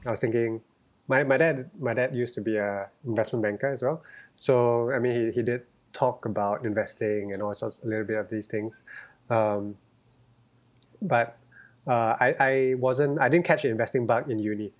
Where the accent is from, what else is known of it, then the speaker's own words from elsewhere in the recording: Singapore; growing up in Singapore